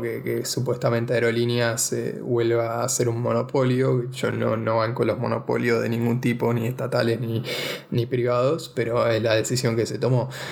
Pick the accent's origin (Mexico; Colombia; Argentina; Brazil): Argentina; ser argentino